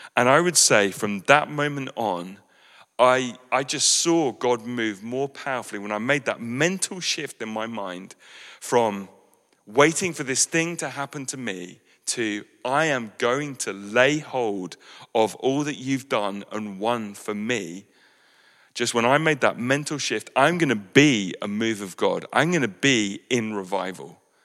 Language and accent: English; West Sussex, South East England, United Kingdom; what is cultural to us as British West Sussex people